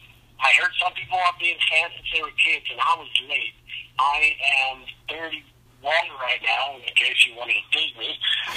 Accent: Utah, United States; here in Utah

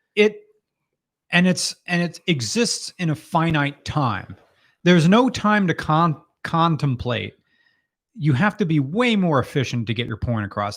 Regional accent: United States

